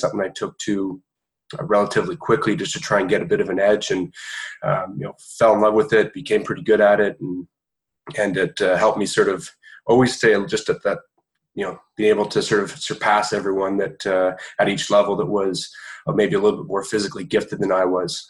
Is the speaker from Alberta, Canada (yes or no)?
no; Toronto, Ontario, Canada; grew up in Toronto, Canada, played a variety of sports growing up. Obviously hockey, being Canadian